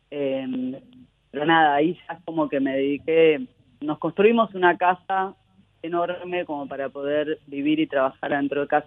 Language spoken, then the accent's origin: Spanish; Buenos Aires, Argentina; Pero en la adolescencia volví a Buenos Aires, que para mí, mis viejos un día me dijeron, bueno, volvemos a Argentina, y para mi hermano, para mí, como, como que volvemos, nosotros no teníamos recuerdos de Argentina